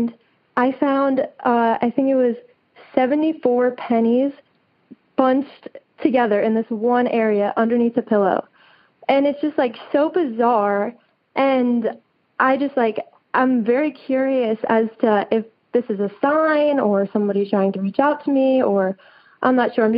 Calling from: Tuscaloosa, Alabama, United States; I am calling from Tuscaloosa, Alabama.

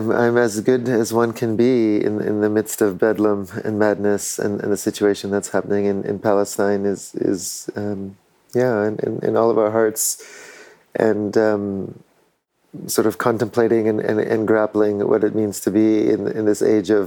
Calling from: Tierra Valiente, Alajuela, Costa Rica; I'm calling in from Tierra Valiente in Costa Rica, near La Fortuna, um, and this land is the uh, historical lands of the Maleku people, who are still close

